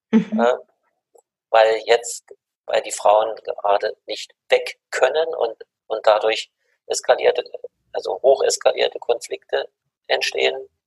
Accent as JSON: {"language": "German", "country": "Germany", "said": "Sag ich, ja, ich komme aus Deutschland, aus Europa."}